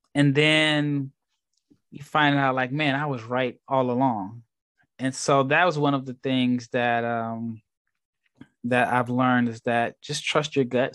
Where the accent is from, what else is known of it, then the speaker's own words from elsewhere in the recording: Nebraska, United States; also born or lived in Texas; now in Barcelona, Spain; I'm from Nebraska, born and raised